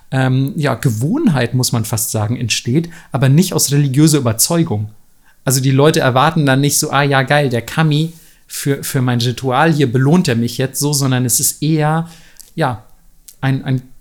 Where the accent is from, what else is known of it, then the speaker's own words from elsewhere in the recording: Southern Germany, Germany; gerade da, wo ich herkomme, so aus Süddeutschland, wo du wirklich merkst, so gefühlt würde sich jeder als Christ betiteln und geht wahrscheinlich sogar ein paar Mal in die Kirche im Jahr und so.